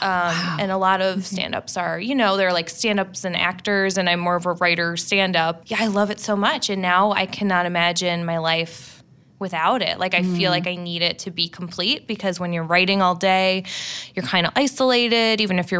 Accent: Midwest, United States; I've never lived in LA and I'm from the Midwest

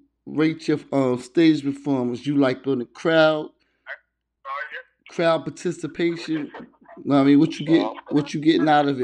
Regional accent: East Coast, United States; I'm from the East Coast

